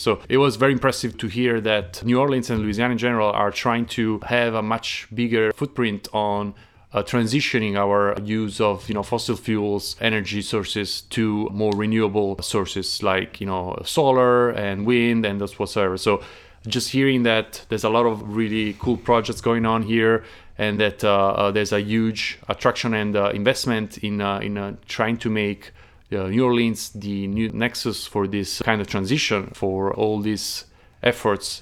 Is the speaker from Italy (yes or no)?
yes; Naples, Campania, Italy; moved away; I'm from Naples, the south